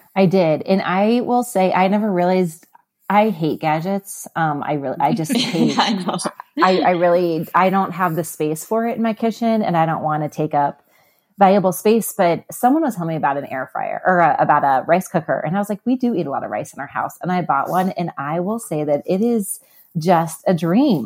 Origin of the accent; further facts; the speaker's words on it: Midwest, United States; I grew up in the Midwest